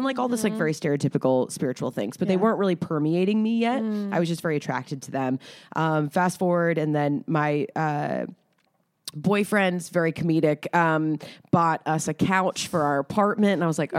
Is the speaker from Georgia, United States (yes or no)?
yes; Atlanta, Georgia, United States; moved away; I'm from Atlanta